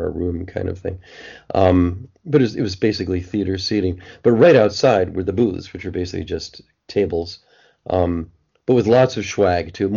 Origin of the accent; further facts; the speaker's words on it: East Coast, United States; also born or lived in Boston; I'm an East Coast guy, I guess. I was born on the East Coast